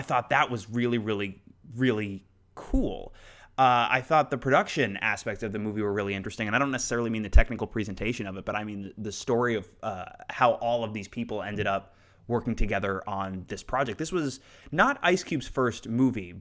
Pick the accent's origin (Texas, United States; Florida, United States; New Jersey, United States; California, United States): Florida, United States; South; when I was growing up in South Florida